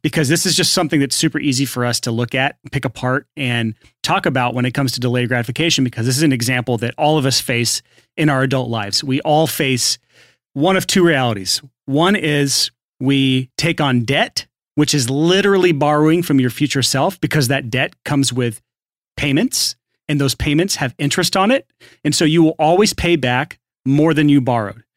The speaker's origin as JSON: {"language": "English", "region": "the South", "country": "United States", "said": "I'm from the South"}